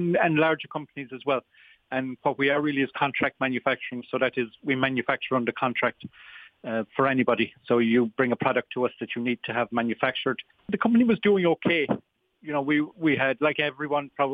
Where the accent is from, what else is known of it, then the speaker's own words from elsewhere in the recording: Tralee, Munster, Ireland; moved away as an adult; also born or lived in Limerick / Shannon, County Clare; I'm a Kerryman by birth. I'm from Tralee originally.